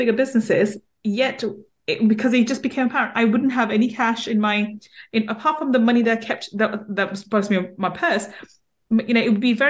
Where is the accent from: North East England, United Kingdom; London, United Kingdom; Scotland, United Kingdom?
London, United Kingdom; we grew up in East London, so in a ghetto-like area in East London